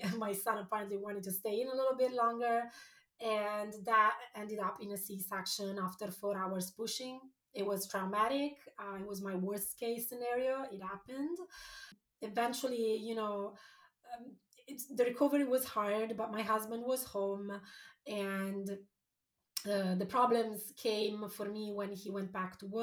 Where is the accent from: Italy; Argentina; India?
Italy; moved away as an adult; also born or lived in London, United Kingdom / San Francisco, United States; now in Portland, United States; I was born in Italy. I lived there until after university. Then I moved to London.